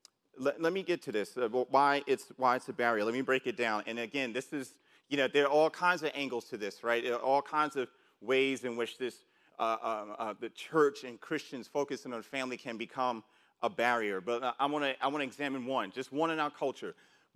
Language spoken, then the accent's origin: English; New York City, New York, United States; And where I grew up in New York City, and I'm sure for a lot of you, you were seeing people just, you know, robbing other people, stuff like that, like back in the 80s.